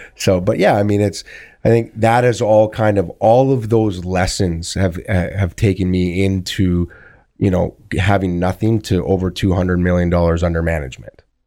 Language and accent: English; Thunder Bay, Ontario, Canada; when I grew up in Thunder Bay